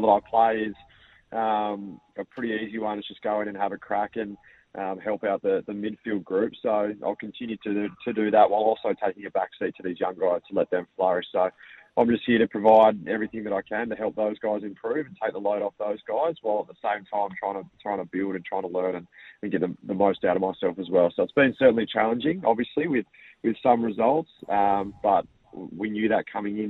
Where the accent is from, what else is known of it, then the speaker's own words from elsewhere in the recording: Lauderdale, Tasmania, Australia; moved away; I grew up in Lauderdale